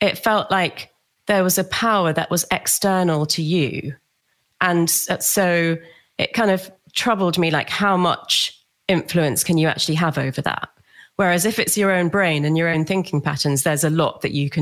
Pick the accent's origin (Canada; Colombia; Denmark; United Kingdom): United Kingdom; London; also born or lived in Australia; I grew up in London